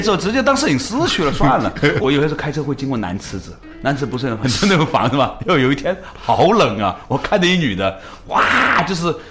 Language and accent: Chinese; China; 以前我们中国人过年的时候都是吃花生的